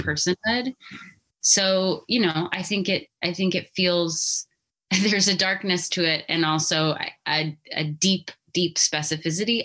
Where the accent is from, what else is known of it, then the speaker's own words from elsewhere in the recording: Albuquerque, New Mexico, United States; growing up in Albuquerque